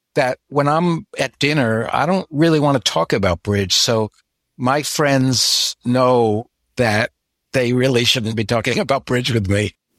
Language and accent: English; New York area, United States; now in Florida, United States; Florida now, even though I grew up in the New York area